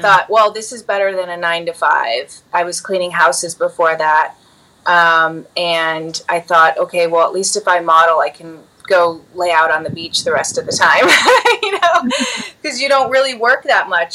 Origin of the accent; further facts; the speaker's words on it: Chicago, Illinois, United States; growing up in Chicago, Illinois, I grew up at my mom's dance studio as a dancer